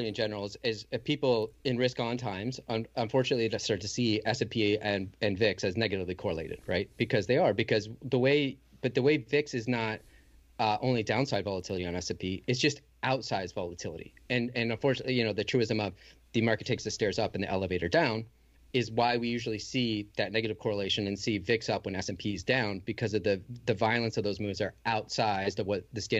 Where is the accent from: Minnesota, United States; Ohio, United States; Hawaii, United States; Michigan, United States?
Michigan, United States; I grew up in Michigan